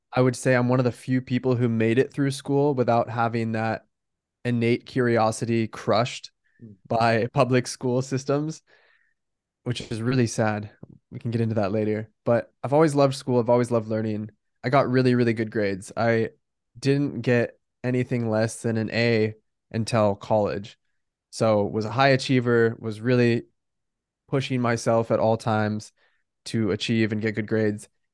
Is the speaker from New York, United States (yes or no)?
no; Bend, Oregon, United States; moved away as an adult; also born or lived in Newport Beach, California / San Francisco, California; now in San Diego, United States; So I was born in Newport Beach, California, but we moved to Bend, Oregon when I was three. So I grew up in Bend